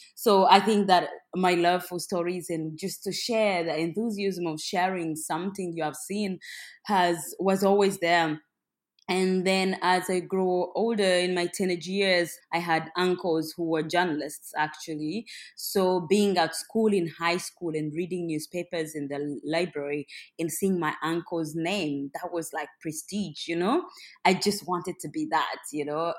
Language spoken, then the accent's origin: English; Western Region, Uganda; I am from Uganda. I'm born and raised in the southwest of Uganda